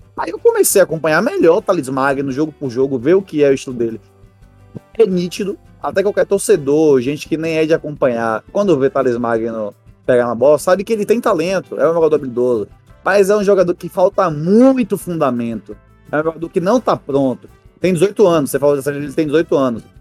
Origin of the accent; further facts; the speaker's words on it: Bahia, Brazil; somos da Bahia